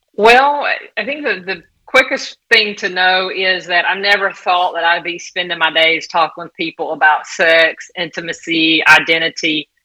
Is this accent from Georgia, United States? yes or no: yes; southeast Georgia, United States; also born or lived in Southern California; now in St. Augustine Beach, United States; I'm from Georgia, southeast area Georgia, about a little over four hours below Atlanta